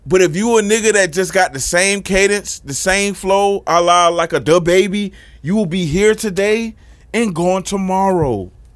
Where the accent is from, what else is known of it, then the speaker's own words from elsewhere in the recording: Florida, United States; as a Floridian